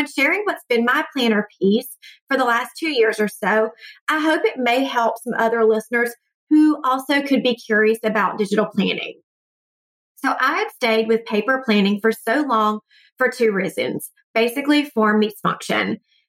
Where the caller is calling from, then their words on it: Atlanta, Georgia, United States; from Atlanta, and I love your podcast.